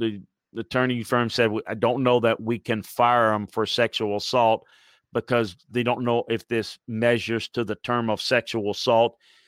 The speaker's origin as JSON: {"language": "English", "region": "Wisconsin", "country": "United States", "tie": "born or raised there", "said": "I mean, I grew up in Wisconsin. He probably had all the cold weather he wants."}